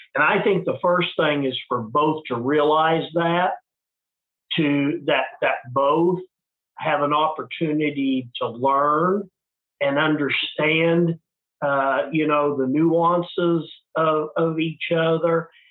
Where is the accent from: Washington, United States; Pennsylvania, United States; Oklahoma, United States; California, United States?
Oklahoma, United States; moved back to my hometown uh, ran for the oklahoma house of representatives